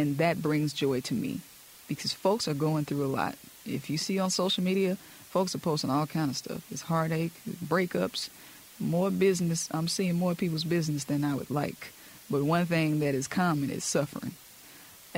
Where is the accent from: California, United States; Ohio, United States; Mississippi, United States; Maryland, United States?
Mississippi, United States; I am from Mississippi. I'm a product of Mississippi